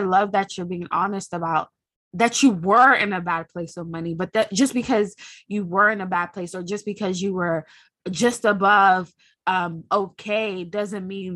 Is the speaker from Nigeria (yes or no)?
yes; Nigeria; we're both Nigerian and we have very similar backgrounds with our father going back home to earn money